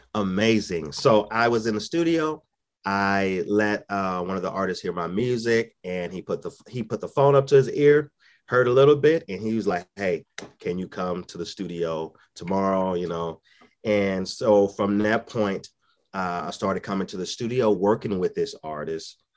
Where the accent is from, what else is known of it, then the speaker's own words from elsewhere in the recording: St. Louis, Missouri, United States; also born or lived in Dallas, Texas; now in Owensboro, United States; I'm originally from Saint Louis, Missouri